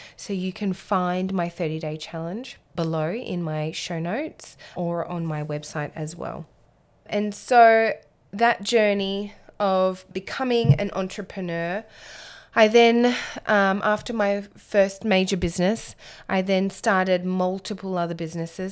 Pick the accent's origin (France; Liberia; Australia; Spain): Australia; Alice Springs, Northern Territory; I was born and raised in Alice Springs in the centre of Australia.